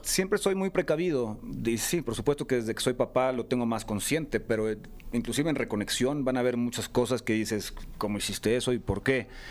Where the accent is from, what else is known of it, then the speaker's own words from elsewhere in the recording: San Miguel de Allende, Guanajuato, Mexico; Yo crecí en San Miguel de Allende